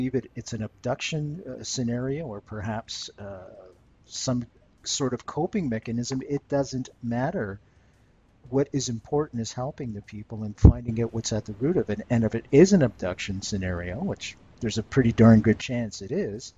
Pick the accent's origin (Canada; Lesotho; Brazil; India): Canada; I'm Canadian